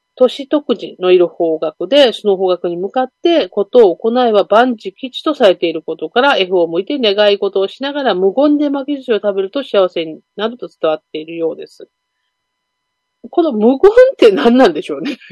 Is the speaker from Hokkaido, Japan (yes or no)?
yes; Hokkaido, Japan; 北海道生まれ